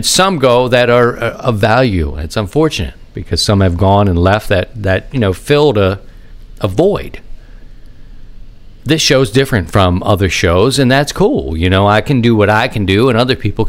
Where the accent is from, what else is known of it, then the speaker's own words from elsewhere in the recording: Baltimore, Maryland, United States; moved away as an adult; also born or lived in Philadelphia; now in St. Louis, United States; I grew up in Baltimore